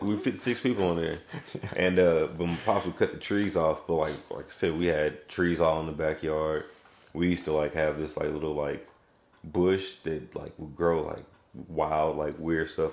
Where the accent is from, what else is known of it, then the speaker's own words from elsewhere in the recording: Raytown, Missouri, United States; also born or lived in Kansas City; we got a house out in Raytown cuz my mom got a job working in uh, the school district.